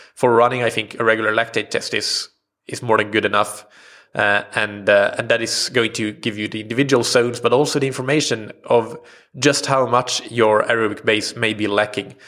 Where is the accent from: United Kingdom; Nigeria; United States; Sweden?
Sweden; first language Swedish; English is a second language; Swedish as, at first, which, uh, of course, is my native language